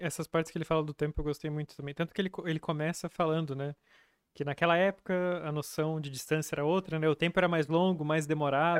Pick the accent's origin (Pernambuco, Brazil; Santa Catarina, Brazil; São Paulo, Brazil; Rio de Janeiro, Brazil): Santa Catarina, Brazil; Capinzal; born or raised there; moved away